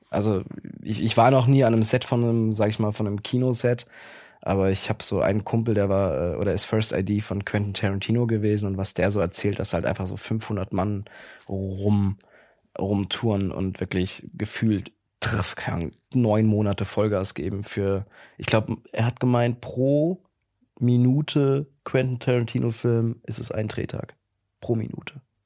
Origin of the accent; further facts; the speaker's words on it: Mannheim, Baden-Württemberg, Germany; moved away as an adult; now in Berlin, Germany; Ich komme aus Mannheim-Gegend. Ich bin okay. gebürtiger Mannheimer.